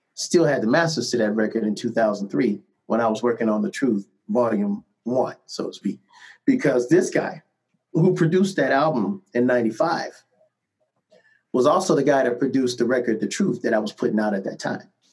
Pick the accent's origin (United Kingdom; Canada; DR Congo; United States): United States; Cleveland, Ohio; moved away; my hometown, nothing against Cleveland, Ohio